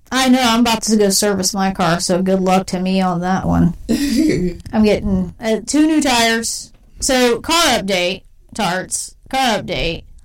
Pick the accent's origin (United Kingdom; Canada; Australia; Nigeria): United Kingdom; You have to understand we're from Britain. We don't